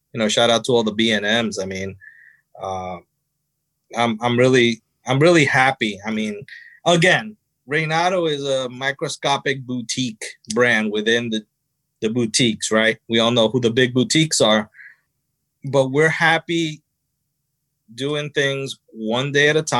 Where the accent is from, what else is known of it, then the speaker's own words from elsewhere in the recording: New Jersey, United States; I was born in New Jersey